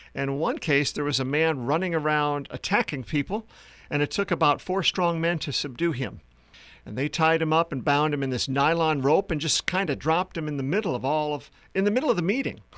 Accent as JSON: {"language": "English", "region": "South Dakota", "country": "United States", "tie": "born or raised there", "also_born_or_lived": "Philadelphia area / Uganda", "moved": "as an adult", "said": "I grew up in the Midwest in uh, South Dakota."}